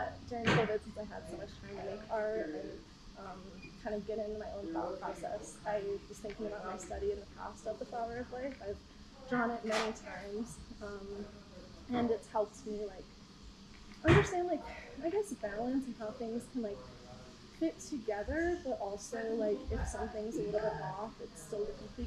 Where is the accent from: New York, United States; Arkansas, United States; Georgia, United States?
New York, United States; moved away; I'm from New York originally